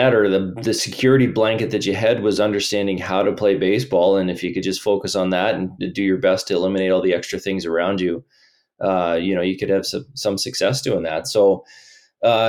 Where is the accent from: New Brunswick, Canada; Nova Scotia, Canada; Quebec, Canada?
New Brunswick, Canada; Miramichi; also born or lived in Ontario; I was born in Ontario, but moved to the Miramichi at a pretty young age, right? I was, I think, six or seven at the time